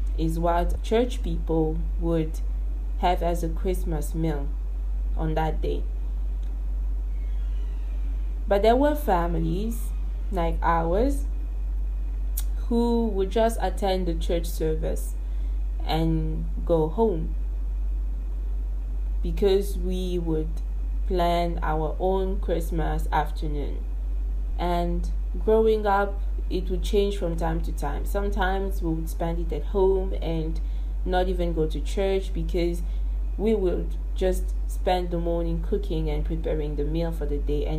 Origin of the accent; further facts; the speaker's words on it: Kinshasa, DR Congo; I'm born and raised in Kinshasa